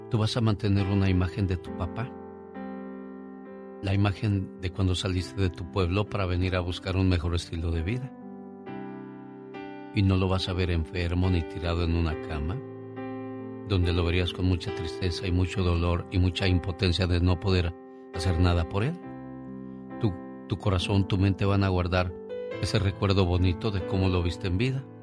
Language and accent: Spanish; Mexicali, Baja California, Mexico; moved away; porque un día salí de Mexicali pero Mexicali nunca salió de mí.